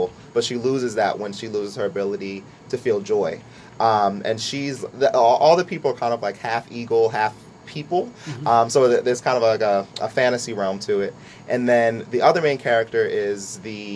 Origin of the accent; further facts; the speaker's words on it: Lawrenceville, United States; I grew up in Lawrenceville for most of my life